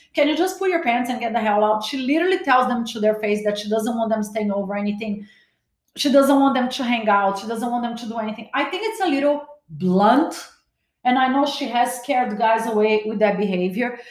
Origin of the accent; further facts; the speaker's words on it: Brazil; also born or lived in Los Angeles, United States; now in Miami, United States; As much as I was born in Brazil, every time I step in LA, I feel like I'm home.